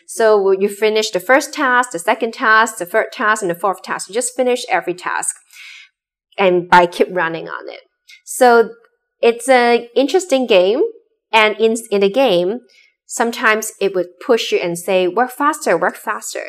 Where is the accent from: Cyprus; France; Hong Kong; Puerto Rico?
Hong Kong; also born or lived in Boston; I grew up in Hong Kong